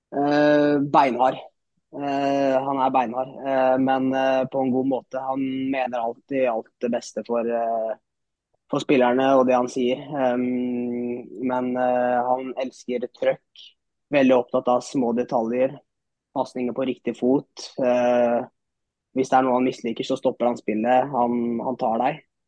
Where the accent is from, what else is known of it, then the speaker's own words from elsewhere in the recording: Moss, Østfold, Norway; er født og oppvokst i Moss